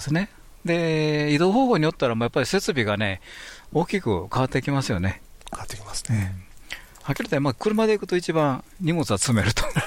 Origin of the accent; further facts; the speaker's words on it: Kansai, Japan; 関西人としては